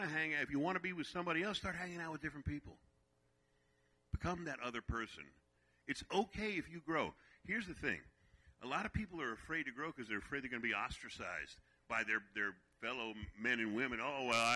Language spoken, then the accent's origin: English; New York City, New York, United States; moved away; I'm originally from Brooklyn, New York